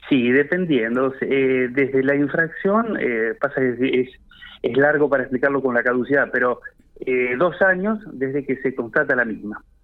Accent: Argentina; Claro, el tema está que, bueno, obviamente, eh, eh, nosotros como argentinos deberíamos

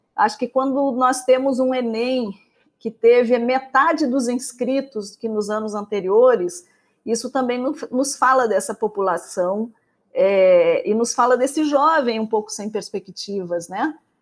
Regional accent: Pelotas, Rio Grande do Sul, Brazil; moved away as an adult; now in Rio de Janeiro, Brazil; eu sou de Pelotas, né, moro agora no Rio de Janeiro

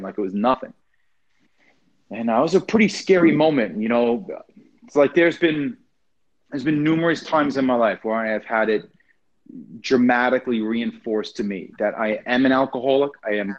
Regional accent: Long Island, New York, United States; moved away; I'm originally from Long Island, New York

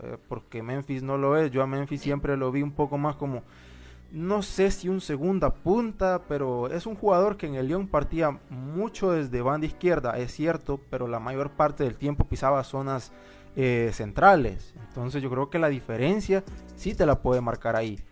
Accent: Honduras; nosotros somos de de Honduras

